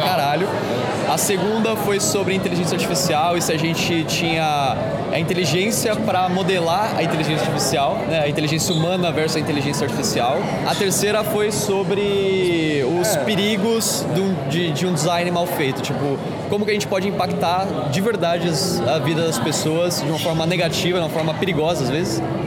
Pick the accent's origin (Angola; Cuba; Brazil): Brazil; São Paulo; Eu sou de São Paulo